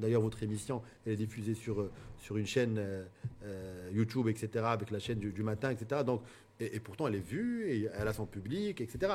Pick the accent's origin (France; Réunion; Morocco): Morocco; en tant que Marocain